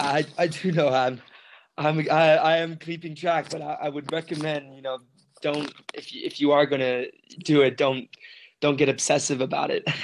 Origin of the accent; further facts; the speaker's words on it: South Africa; moved away as an adult; now in Medellin, Colombia; I'm from South Africa